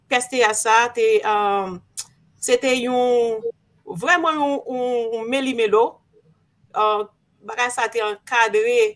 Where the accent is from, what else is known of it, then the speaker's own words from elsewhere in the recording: Port-au-Prince, Ouest, Haiti; moved away as an adult; also born or lived in Léogane / Miami, United States; mwen fèt Port-au-Prince. Maman mwen soti nan lansud. Papa mwen soti Léogane.